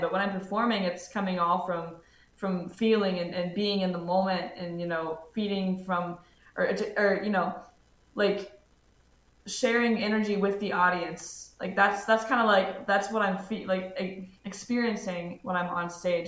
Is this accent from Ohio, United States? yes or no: yes; Cincinnati, Ohio, United States; moved away as an adult; now in Middletown, United States; I'm originally from Cincinnati, Ohio, uh, but just moved to Middletown, Ohio, so it's like an hour north of Cincy.